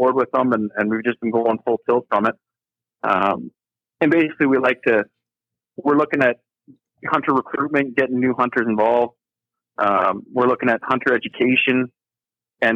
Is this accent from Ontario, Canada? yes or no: yes; Kincardine, Ontario, Canada; I'm from Kincardine, Ontario, right on the Lake Huron